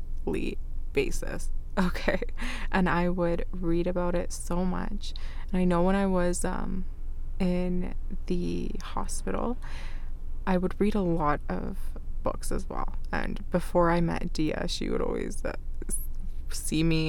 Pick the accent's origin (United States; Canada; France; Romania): Canada; first language Arabic; English is a second language; also born or lived in Iraq; I wasn't born in Canada. I was born in Iraq, and it was my mom and my older sister that came here. So even when I was young, I was here when I was 5